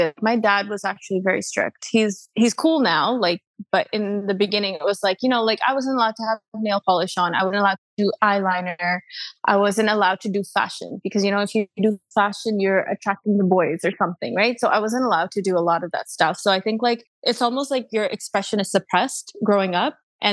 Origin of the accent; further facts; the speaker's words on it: Canada; also born or lived in London; I'm Canadian